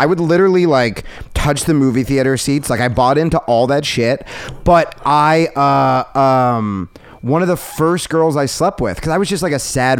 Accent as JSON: {"language": "English", "region": "New Jersey", "country": "United States", "tie": "born or raised there"}